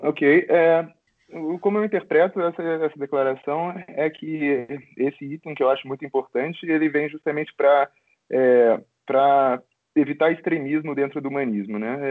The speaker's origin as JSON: {"language": "Portuguese", "region": "Rio de Janeiro", "country": "Brazil", "moved": "yes", "lives_now": "Romania", "said": "sou do Rio, mas moro aqui na Romênia"}